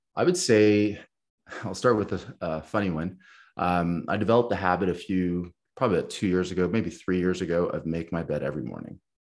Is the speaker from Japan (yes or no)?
no; Canada; as a Canadian